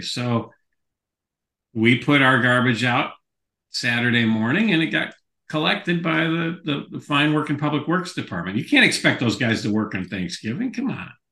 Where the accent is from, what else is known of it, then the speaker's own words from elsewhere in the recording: Skokie, Illinois, United States; growing up in Skokie